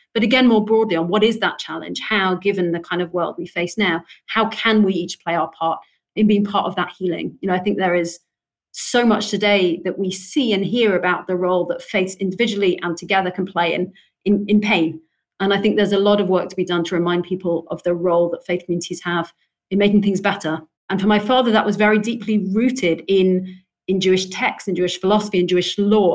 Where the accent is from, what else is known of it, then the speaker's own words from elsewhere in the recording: London, United Kingdom; You know, I grew up in London. I've lived here most of my life.